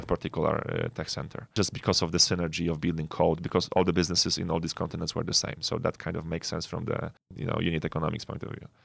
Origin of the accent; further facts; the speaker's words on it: Poland; moved away as an adult; now in Nigeria; So I'm Polish. I'm originally Polish, born and raised in Poland.